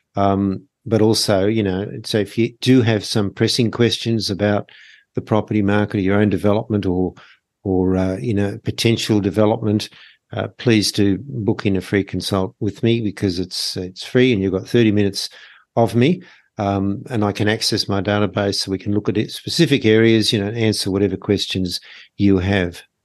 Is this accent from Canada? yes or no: no; Sydney, New South Wales, Australia; moved away as an adult; also born or lived in Melbourne; I'm actually from Sydney